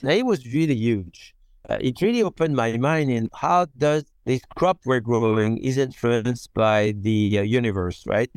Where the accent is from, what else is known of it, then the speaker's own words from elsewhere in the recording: Beaune, Bourgogne-Franche-Comté, France; English is a second language; moved away as an adult; now in Oregon, United States; I'm from Beaune, and my wife is from Dijon